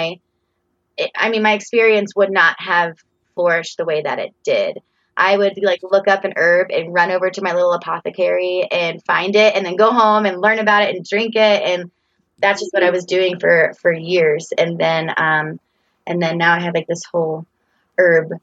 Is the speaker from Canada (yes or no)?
no; Florida, United States; moved away as an adult; now in Boulder, United States; I came from Florida, and there's not very many seasons in Florida. And I also grew up there